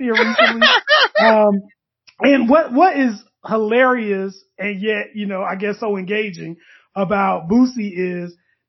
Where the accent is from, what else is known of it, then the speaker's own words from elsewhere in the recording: the South, United States; I'm from the South